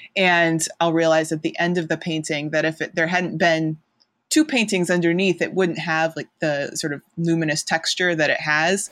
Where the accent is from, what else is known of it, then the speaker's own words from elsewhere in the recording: outside Chicago, Illinois, United States; moved away as an adult; also born or lived in Massachusetts; now in Ohio, United States; I grew up outside Chicago, um, went to college in Massachusetts, lived, um, there, and also abroad for, um, New England mostly for fifteen years